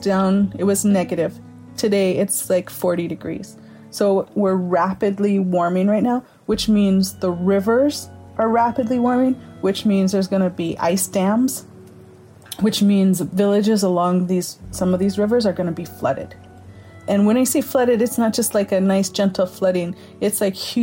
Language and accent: English; Arizona, United States; moved away as an adult; now in Alaska, United States; I grew up on the Navajo Reservation to Alaska by way of love